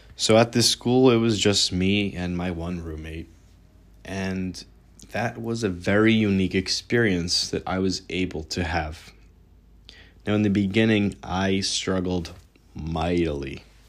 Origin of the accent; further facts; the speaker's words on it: New York, United States; also born or lived in Ra'anana, Israel / Southern Utah; I was born in Ra'anana, Israel. At the age of one, I moved to New York